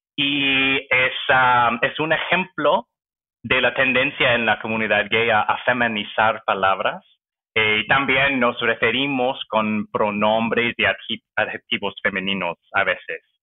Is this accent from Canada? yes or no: yes; near Vancouver, British Columbia, Canada; Spanish is a second language; moved away as an adult; now in Toronto, Canada; soy canadiense, nací eh, cerca de Vancouver, en los suburbios, y crecí allá también. Eh, me mudé a Toronto hace siete años.